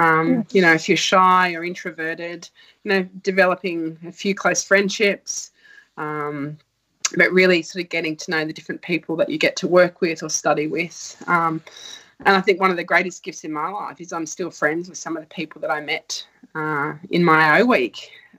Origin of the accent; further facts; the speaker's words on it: New South Wales, Australia; I chose it because it was close to my hometown. So I remember I got accepted into Sydney Uni, but the city was too big and scary for me. So I went to the local uni that was 2 hours away.